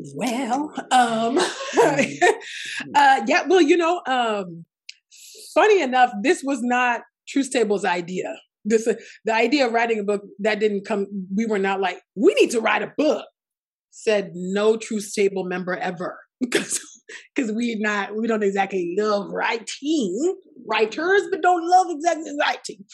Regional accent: Nigeria; I'm Nigerian

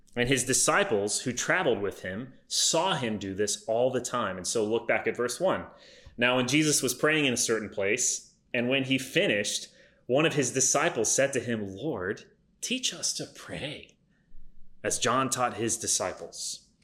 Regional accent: United States; my existence as an American in 2020

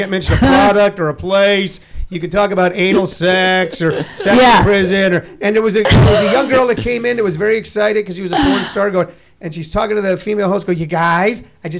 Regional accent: Missouri, United States; moved away as an adult; now in Los Angeles, United States; When I moved to Los Angeles, to give you an idea, I moved from Missouri in the 70s, and I didn't know a soul out there

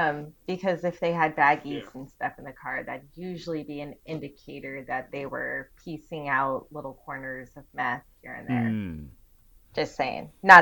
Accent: California, United States; now in Arizona, United States; I live here. I am not from here. I do not like it here. I am from California.

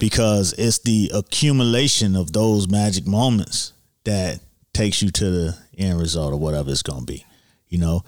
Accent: Miami, Florida, United States; also born or lived in Scott Lake, Miami Gardens; we we moved from Liberty City to Scott Lake, which is now in Miami Gardens

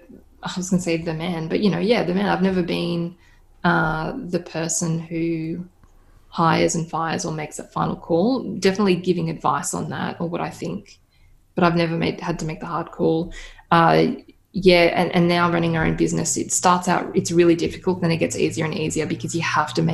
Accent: Australia; I'm Australian

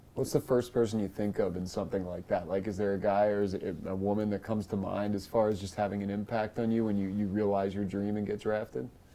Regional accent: United States; Sam and I grew up in the United States

